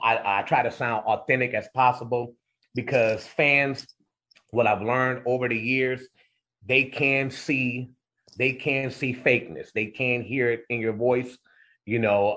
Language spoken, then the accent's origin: English; Cleveland Heights, Ohio, United States; growing up in Cle- in Cleveland Heights